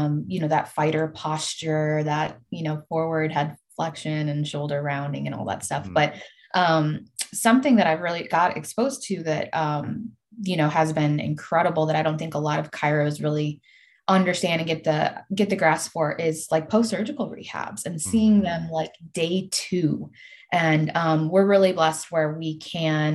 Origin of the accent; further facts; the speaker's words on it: Detroit, Michigan, United States; moved away; being and growing up in Detroit